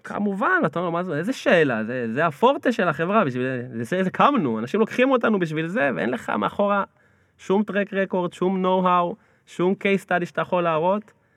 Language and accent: Hebrew; Mevaseret Zion, Jerusalem District, Israel; אני גדלתי במבשרת, מבשרת ציון